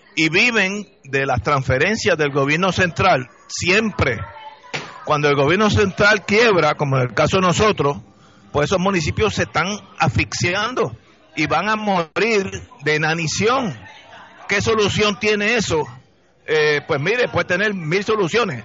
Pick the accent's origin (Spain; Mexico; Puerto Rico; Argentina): Puerto Rico; born or raised there